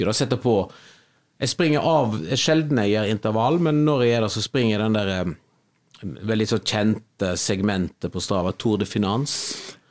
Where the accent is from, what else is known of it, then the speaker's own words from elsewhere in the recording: Kvinnherad, Vestland, Norway; De siste somrene så når jeg har vært hjemme i Kvinnherad, {S2} mm. {S0} som jeg og, og samboeren min er fra